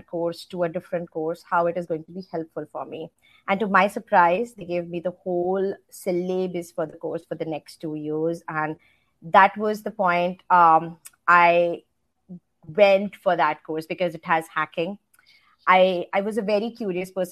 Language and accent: English; India; moved away as an adult; now in United States; I grew up in India. So I've spent most of my time in India. I moved here to the States just close to 3.5 years ago when I got married